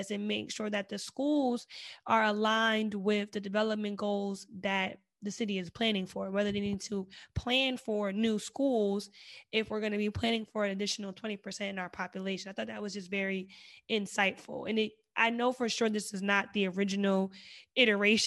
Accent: East Coast, United States; moved away; I come from the East Coast

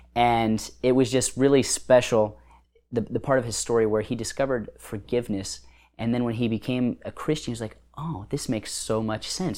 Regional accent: United States; as an American with all the blessings we have as Americans

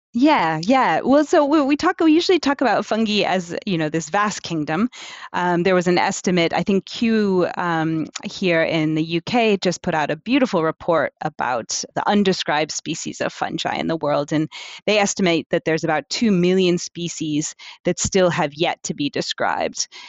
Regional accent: New York City, New York, United States; moved away as an adult; now in Amsterdam, Netherlands; originally, I'm from the United States. I was born in New York City, but I've been in Amsterdam in the Netherlands for the last fifteen years or so

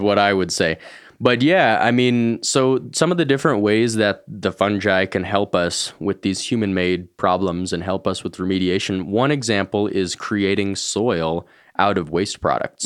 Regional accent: Boulder, Colorado, United States; I grew up here in Boulder

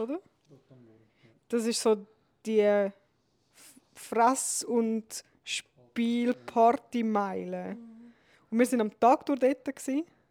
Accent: Switzerland; bei uns in der Schweiz

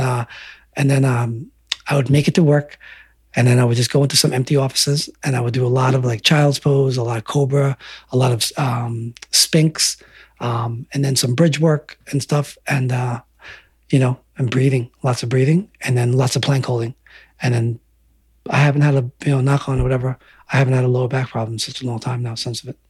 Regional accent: Selden, New York, United States; growing up in Selden

